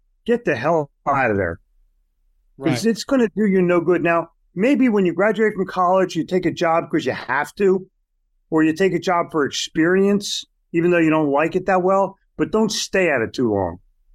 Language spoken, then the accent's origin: English; Philadelphia, Pennsylvania, United States; when I was growing up in Philly, they have Tasty Cakes.